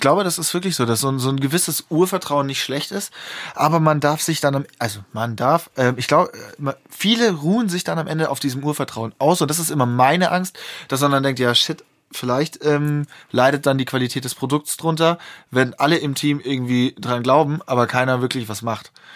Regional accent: Germany; als Deutsche

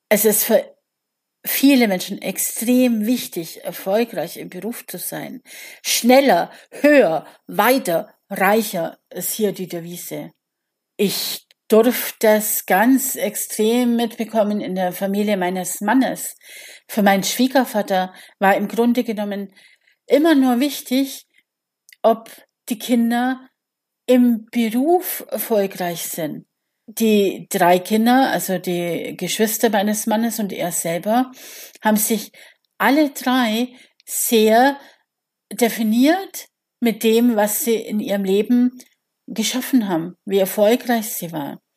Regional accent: Bavaria, Germany; Also ich komme ja aus Bayern und er war natürlich der Held unserer Jugend damals mit Pop nach acht im Radio.

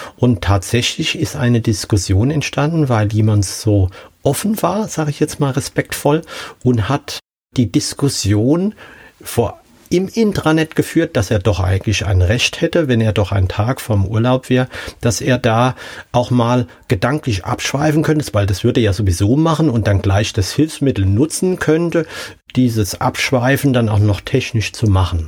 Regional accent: Hesse, Germany; ich als Hesse

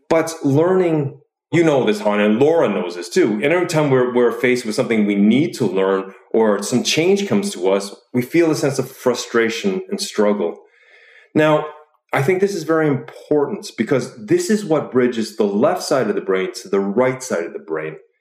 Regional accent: Canada; moved away as an adult; also born or lived in Chicago; now in Oslo, Norway; I'm originally from Canada, but I did my grad studies in Chicago.

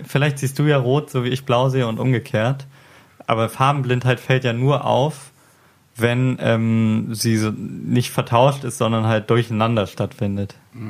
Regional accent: Hamburg, Germany; ich komme aus Hamburg

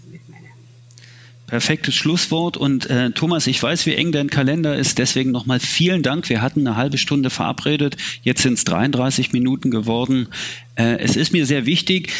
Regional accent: Berlin, Germany; ich bin hier in Ostberlin aufgewachsen, habe den Mauerfall erlebt äh, in, am Ende meiner Jugend sozusagen

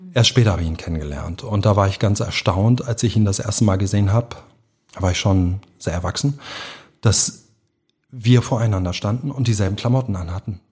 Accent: Hamburg, Germany; also born or lived in Berlin; Gesamtschule, hier auf St. Pauli eine, eine Gesamtschule

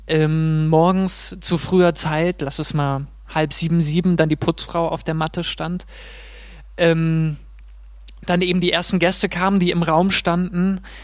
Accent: Mainz, Rhineland-Palatinate, Germany; moved away as an adult; also born or lived in Munich; wie in Mainz, wie in meiner Heimat

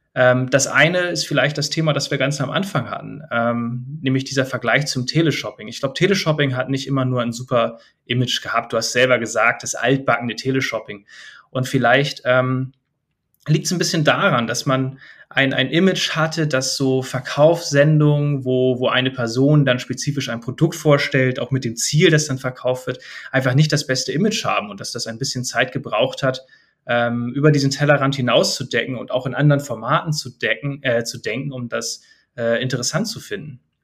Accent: Germany; bei uns in Deutschland

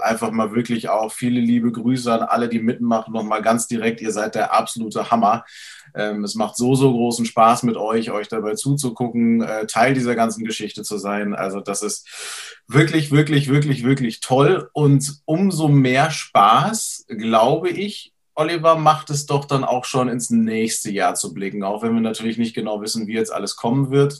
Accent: Schleswig-Holstein, Germany; bei uns in Schleswig-Holstein

